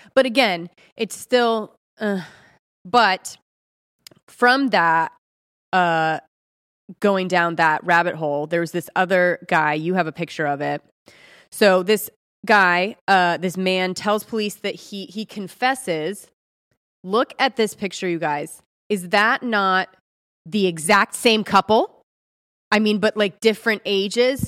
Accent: Ojai, California, United States; I'm from Ojai, California

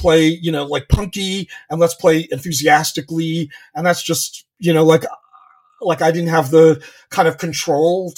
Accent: Long Island, New York, United States; moved away as an adult; I'm originally from Long Island

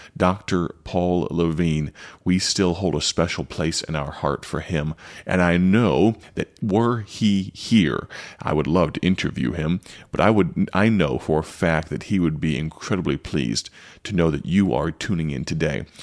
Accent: United States; now in Odell, United States; as an American

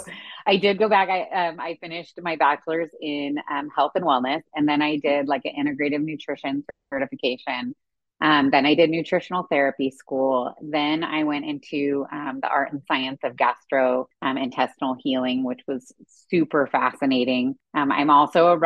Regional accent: California, United States; moved away as an adult; also born or lived in Kansas / Arkansas; being born and raised in California

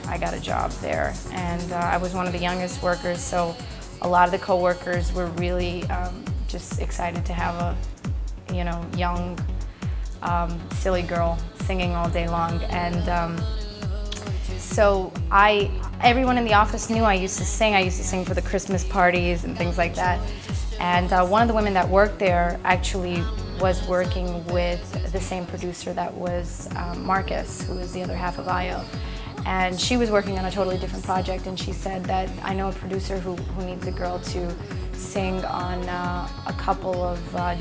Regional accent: Libya; also born or lived in Pakistan; now in New York City, United States; I was born in Libya, but my parents are actually from Pakistan, both of them.

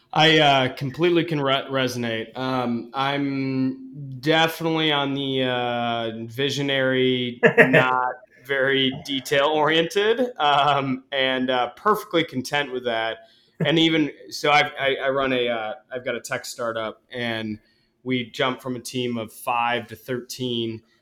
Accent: Ann Arbor, Michigan, United States; I grew up in Ann Arbor

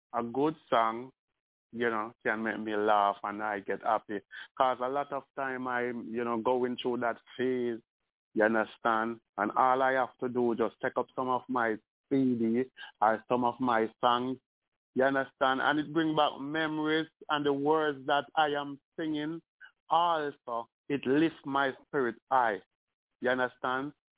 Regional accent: Spanish Town, Saint Catherine, Jamaica; I'm from Spanish Town

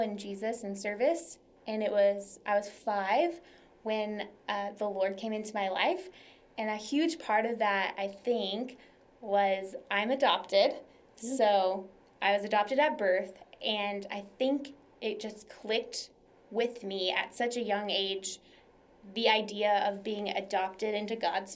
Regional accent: Tomball, Texas, United States; also born or lived in Dallas, Texas; I am from the Houston area originally, just like the urban sprawl of Houston. A little town called Tomball. It's a great place to grow up and to live.

